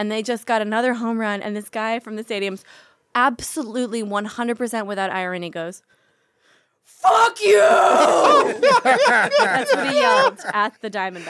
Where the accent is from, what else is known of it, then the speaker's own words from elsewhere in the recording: Minneapolis, Minnesota, United States; accent: Minnesota; moved away; I grew up in Minneapolis.